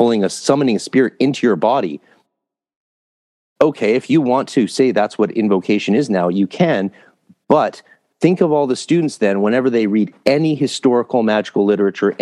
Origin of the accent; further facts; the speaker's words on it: Canada; also born or lived in California; So, I'm Canadian.